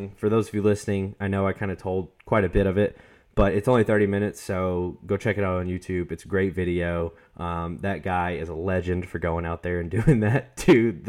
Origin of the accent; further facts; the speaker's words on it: the South, United States; We're from the South. There are definitely people that use willy nilly and nitty and gritty.